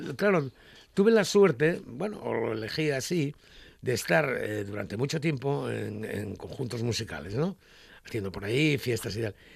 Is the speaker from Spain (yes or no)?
yes; Asturias, Spain; yo soy de Asturias